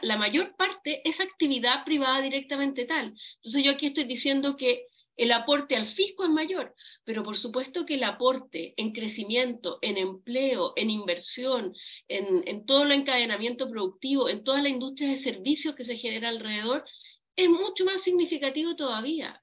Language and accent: Spanish; Chile; como chilenos